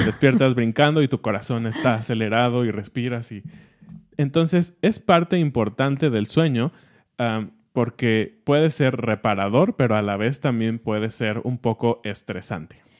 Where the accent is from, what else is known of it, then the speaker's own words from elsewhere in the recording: Mexico City, Mexico; estamos como programados como chilangos